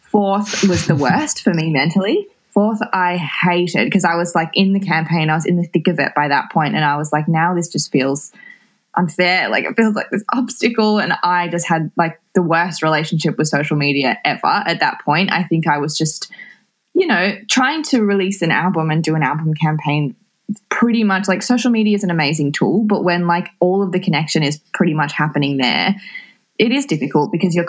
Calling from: Melbourne, Victoria, Australia; I am in Coburg, in Melbourne, in lockdown.

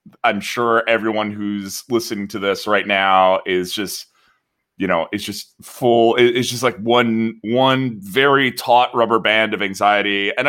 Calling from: San Mateo, California, United States; I'm recording from San Mateo, where in Peninsula California

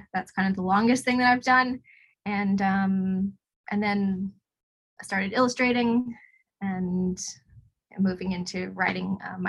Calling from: Hobart, Tasmania, Australia; I'm talking to you from Nipaluna in Hobart.

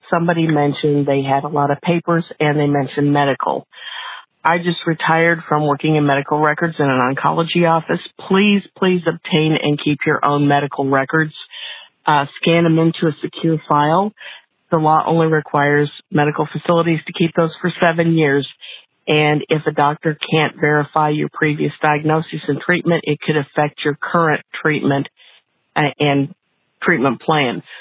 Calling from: Indianapolis, Indiana, United States; I'm calling from Indianapolis.

